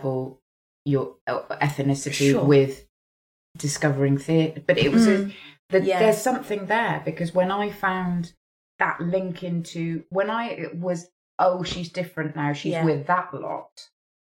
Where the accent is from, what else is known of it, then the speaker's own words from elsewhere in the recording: Wales, United Kingdom; the lovely village that I grew up in Wales